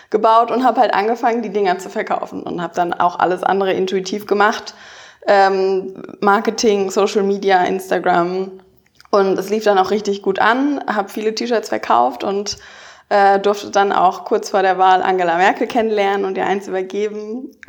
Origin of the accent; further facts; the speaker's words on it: Baden-Württemberg, Germany; ich bin auf dem Dorf aufgewachsen in der Nähe von Stuttgart da war die Junge Union auch die einzige Partei, die es gab.